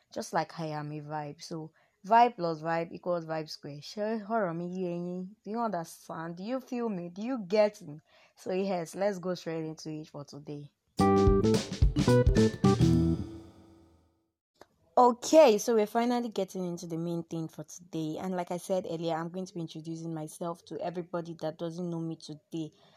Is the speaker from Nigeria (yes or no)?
yes; Oyo, Nigeria; accent: Yoruba; also born or lived in Osun State; now in northern Nigeria, Nigeria; I'm from Oyo State